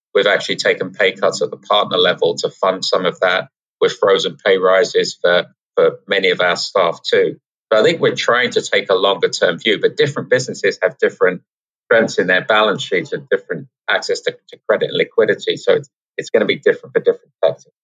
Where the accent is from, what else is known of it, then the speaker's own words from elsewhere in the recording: England, United Kingdom; now in New York City, United States; we're um, we're from England